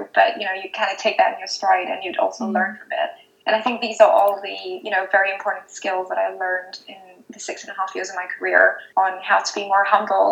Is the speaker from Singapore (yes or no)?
yes; Singapore; moved away as an adult; also born or lived in Rajasthan, India; now in United Kingdom; I was born in India, in Rajasthan, and then I moved to Singapore with my family when I was 2 years old, and so I'm still living in Singapore, I suppose, but I came to the UK for university, and I've been here for almost 10 years